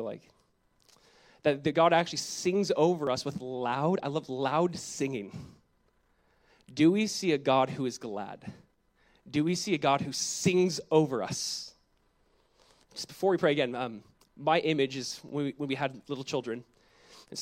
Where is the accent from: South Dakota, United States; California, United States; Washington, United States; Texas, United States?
California, United States; Southern; my wife and I, growing up in Southern California, we went to one church our whole life. It's Calvary Chapel, Costa Mesa